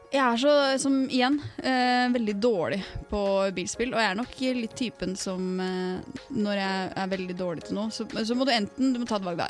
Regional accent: Indre Østfold, Norway; Jeg er fra Indre Østfold

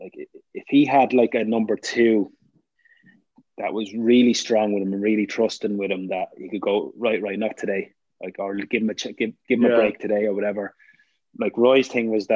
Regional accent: Ireland; being Irish

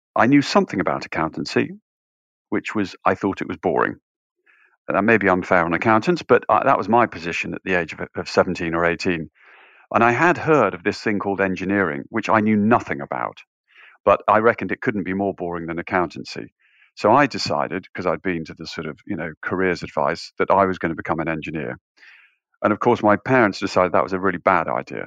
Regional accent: just outside York, north of England, Yorkshire and the Humber, United Kingdom; I grew up in the north of England, just outside York

